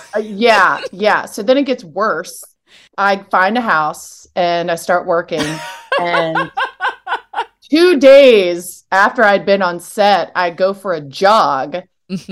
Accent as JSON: {"language": "English", "town": "Richmond", "region": "Virginia", "country": "United States", "also_born_or_lived": "Alabama", "moved": "as an adult", "said": "I'm from Richmond"}